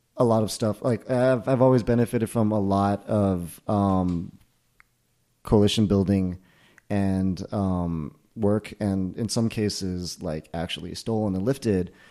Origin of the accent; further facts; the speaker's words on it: Millburn, New Jersey, United States; This was in Jersey. This was in Milburn, New Jersey, where I, we were known for having invented Ultimate Frisbee